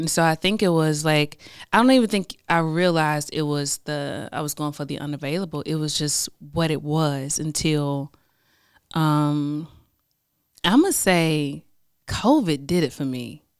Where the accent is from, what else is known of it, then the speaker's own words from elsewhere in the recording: the South, United States; I'm from the South, you know. So we're kind of raised, like, be this thing so that you can be chosen.